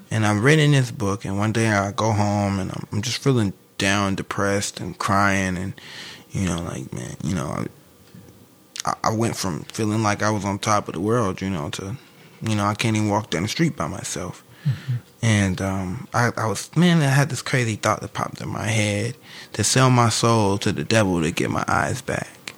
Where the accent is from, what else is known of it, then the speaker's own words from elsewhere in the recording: St. Louis, Missouri, United States; I'm from St. Louis.